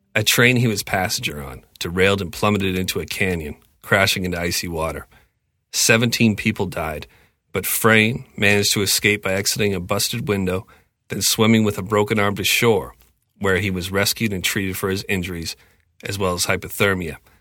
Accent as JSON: {"language": "English", "country": "Canada", "said": "I'm purebred Canadian kid"}